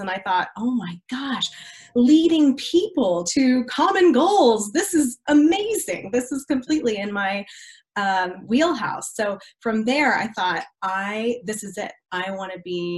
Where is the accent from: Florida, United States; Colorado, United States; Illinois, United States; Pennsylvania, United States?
Colorado, United States; also born or lived in Kentucky / Dallas, Texas; When I was 12, I was here in Colorado, so I'm a semi-native. I actually am originally from Kentucky. My entire family was all born and bred in Kentucky, and a lot of them still live there to this day. We moved out here when I was probably 10